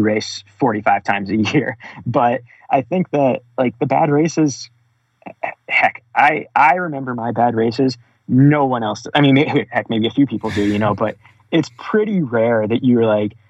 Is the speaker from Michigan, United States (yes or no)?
yes; Bath, Michigan, United States; I grew up in Bath, Michigan, a really small town